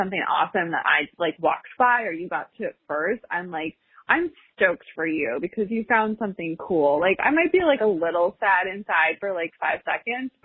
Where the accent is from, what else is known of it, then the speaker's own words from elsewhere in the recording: Seattle, Washington, United States; born and raised in Seattle, never lived anywhere else except for the Pacific Northwest.